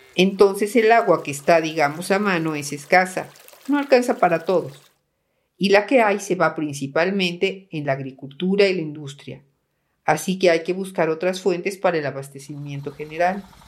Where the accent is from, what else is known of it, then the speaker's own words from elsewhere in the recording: Guanajuato, Mexico; a mi tierra guanajuatense